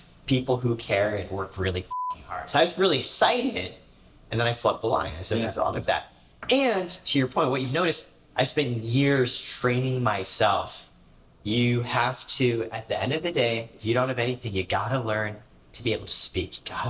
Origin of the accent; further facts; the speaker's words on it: Indiana, United States; also born or lived in Canada; We moved around a lot. Like I said, I grew up in Canada, in Indiana. I think kindergarten, fourth grade, we moved around every single year.